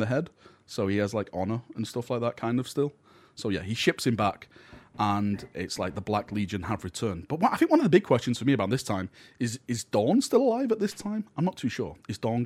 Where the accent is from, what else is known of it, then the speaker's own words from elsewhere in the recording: the north of England, United Kingdom; I'm from the Northern England. This is how we speak.